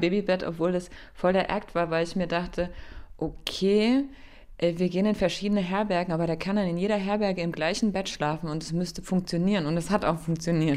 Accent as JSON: {"language": "German", "country": "Germany", "tie": "born or raised there", "moved": "as an adult", "said": "Eine Stunde später war ich in meinem Heimatdorf und da war es immer noch dunkel. Ich habe echt lange in meinem Kinderzimmer gesessen"}